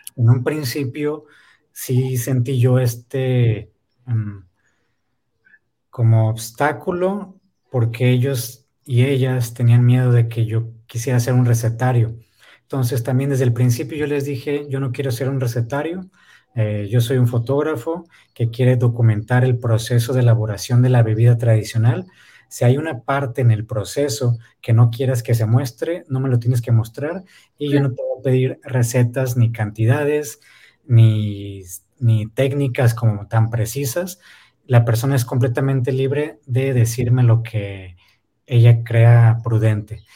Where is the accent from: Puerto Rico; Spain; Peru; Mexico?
Mexico; Ensenada, Baja California; also born or lived in Oaxaca; si no salimos de aquí, de Ensenada